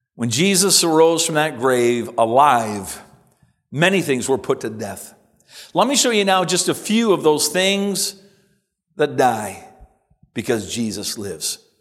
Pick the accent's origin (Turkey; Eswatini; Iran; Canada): Canada; Simcoe, Ontario; as a boy growing up in Simcoe